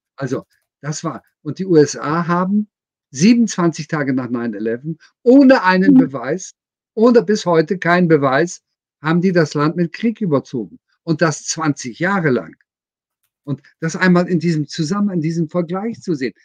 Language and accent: German; Germany; Für mich als Deutscher